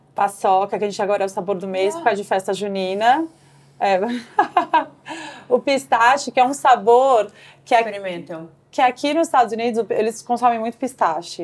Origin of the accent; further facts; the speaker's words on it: Brazil; moved away as an adult; now in New York, United States; eu crescendo no Brasil